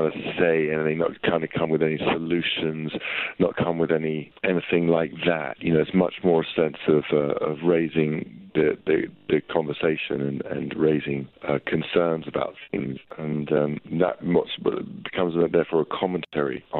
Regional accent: London, United Kingdom; where I grew up in North London

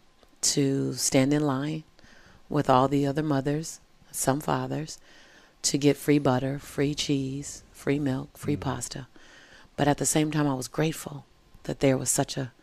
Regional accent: Los Angeles, California, United States; I was born and raised in South Central

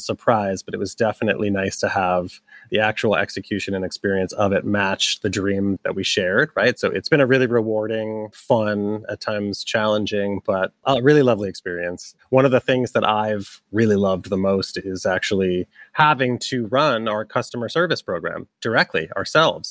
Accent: Massachusetts, United States; moved away as an adult; also born or lived in New York; now in Brooklyn, United States; we're both from Massachusetts, but we consider ourselves New Yorkers, having been here ten plus years

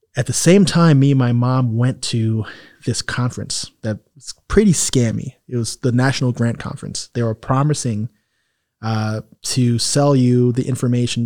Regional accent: New York City, New York, United States; moved away as an adult; also born or lived in Harlem, New York / Miami area, United States / Italy; now in Miami, United States; I'm from Jamaica, Queens, a, a town

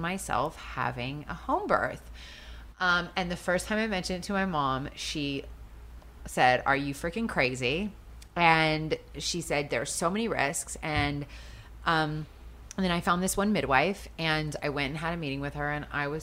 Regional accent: just outside of Seattle, Washington, United States; moved away; I grew up just outside of Seattle.

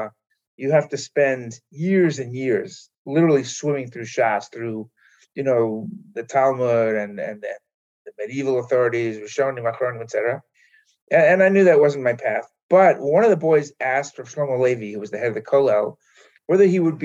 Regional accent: New York City, New York, United States; moved away as an adult; now in Israel; I grew up in Manhattan and went to Israel when I was 18, thinking I was going for a year

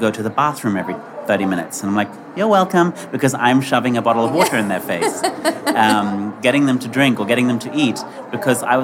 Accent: England, United Kingdom; now in New York, United States; So I grew up in England and I live in New York now.

